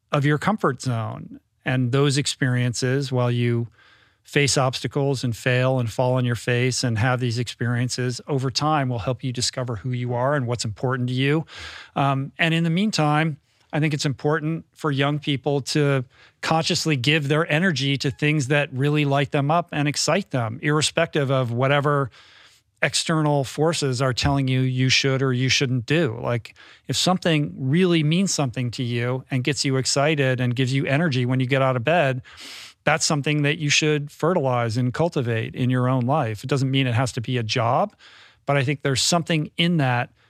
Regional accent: Bethesda, Maryland, United States; I grew up in Bethesda.

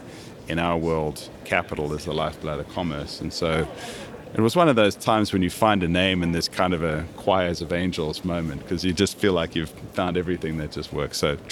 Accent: Kansas City, Missouri, United States; we wanted to have some connection back with that history of growing up in Kansas City.

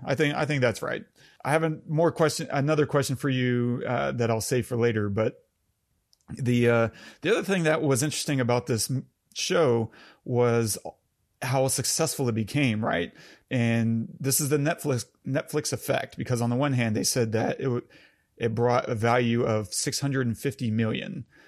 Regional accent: United States; as an American

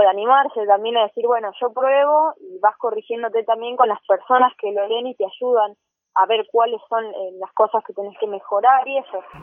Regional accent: Rufino, Santa Fe, Argentina; soy de Rufino, una ciudad chiquita de Santa Fe

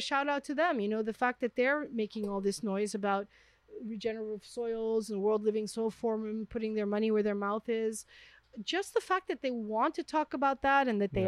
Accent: New York City, New York, United States; moved away as an adult; now in France; I'm from Manhattan

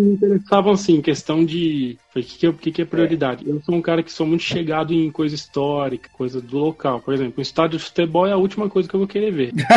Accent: interior of São Paulo, Brazil; also born or lived in Ribeirão Preto; eu morava no interior de São Paulo, assim, eu nasci em São Paulo, fui com meus pais morar no interior

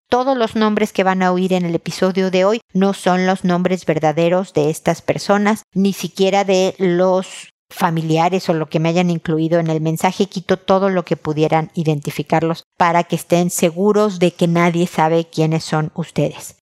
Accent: Mexico; moved away as an adult; also born or lived in Houston / San Diego; now in Chile; soy mexicana, vivo en Chile

